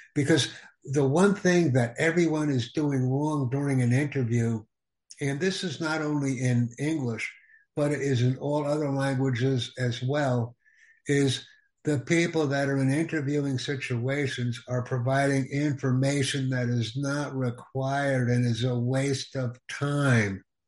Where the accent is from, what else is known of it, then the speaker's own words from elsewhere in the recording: United States; I am from the United States